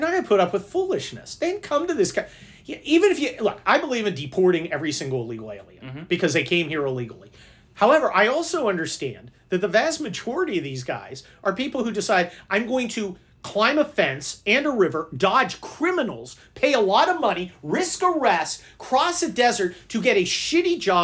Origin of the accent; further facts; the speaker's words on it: San Mateo, California, United States; also born or lived in Los Angeles / Germany; I grew up in San Mateo, which is right next to San Francisco